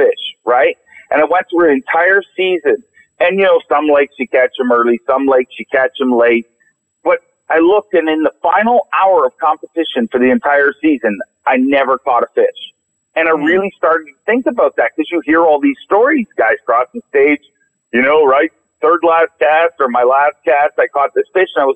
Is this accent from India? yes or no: no; Canada; I'm Canadian